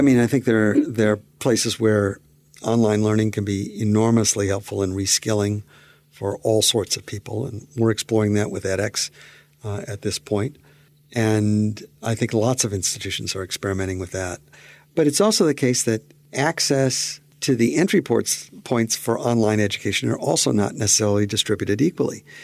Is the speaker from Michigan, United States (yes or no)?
yes; Pontiac, Michigan, United States; I grew up in Pontiac, Michigan